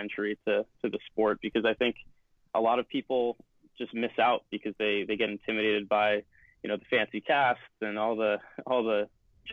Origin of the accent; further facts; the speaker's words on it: about an hour north of Boston, Massachusetts, United States; now in Boston, United States; 21, I'm from Boston. Grew up about an hour north, and now obviously go to school in Boston